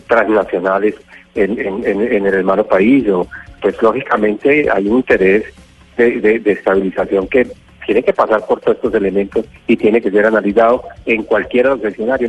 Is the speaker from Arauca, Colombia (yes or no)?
yes; Arauca, Colombia; tenemos los araucanos